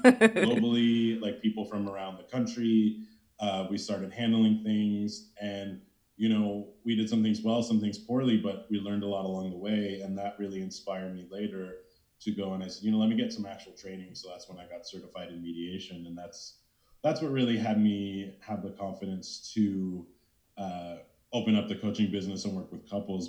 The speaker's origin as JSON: {"language": "English", "region": "East Coast", "country": "United States", "also_born_or_lived": "California", "moved": "as an adult", "said": "I'm originally from the East Coast"}